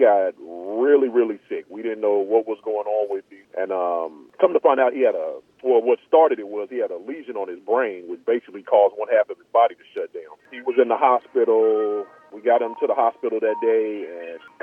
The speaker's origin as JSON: {"language": "English", "town": "Bakersfield", "region": "California", "country": "United States", "tie": "born or raised there", "also_born_or_lived": "Atlanta / Mississippi", "moved": "as an adult", "said": "I was born and raised in Bakersfield, California"}